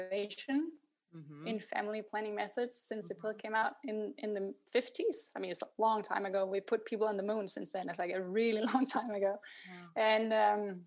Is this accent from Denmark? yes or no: yes; Denmark; moved away as an adult; also born or lived in London; now in Berlin, Germany; I was born in Denmark 41 years ago and living in Berlin. Been living here for 9 years. So I'm an immigrant.